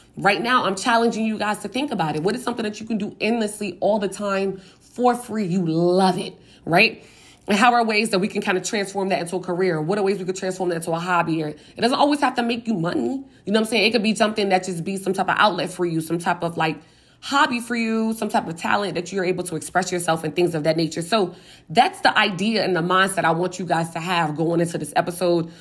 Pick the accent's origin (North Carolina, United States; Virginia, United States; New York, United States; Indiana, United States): Virginia, United States; Richmond; in my hometown, my home neighborhood